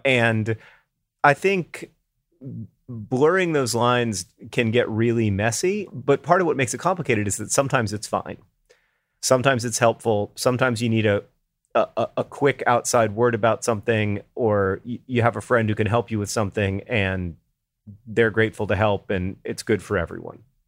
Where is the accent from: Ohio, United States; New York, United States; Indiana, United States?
Indiana, United States; Indianapolis; I'm from Indianapolis